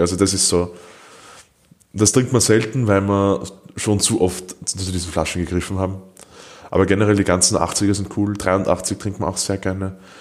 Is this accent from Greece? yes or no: no; Austria; als Österreicher